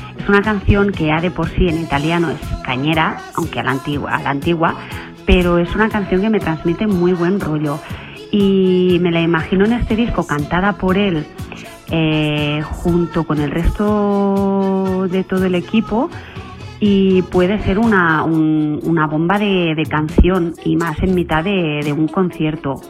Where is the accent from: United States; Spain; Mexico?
Spain; Sabadell, Catalonia; soy de Sabadell